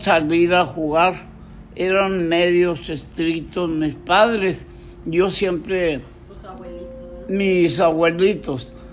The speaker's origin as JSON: {"language": "Spanish", "town": "Matamoros", "region": "Tamaulipas", "country": "Mexico", "tie": "born or raised there", "said": "Yo nací el 9 de junio de 1938 y tuve uso de razón a los siete años de vida, o sea, 1945. En ese tiempo se acababa la Segunda Guerra Mundial y en Matamoros era un tiempo, un auge del algodón"}